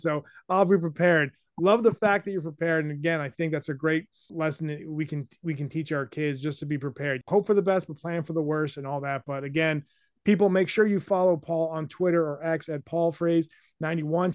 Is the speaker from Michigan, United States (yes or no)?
no; New Hampshire, United States; Growing up in New Hampshire